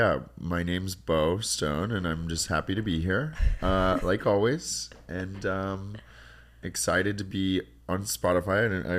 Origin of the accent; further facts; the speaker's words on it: Humboldt County, Northern California, United States; moved away as an adult; also born or lived in San Francisco, United States / Santa Cruz, United States; now in Los Angeles, United States; that's where I'm from. It's called Humboldt County. It's a very untraditional way of growing up. I grew up on a marijuana farm back when it was illegal.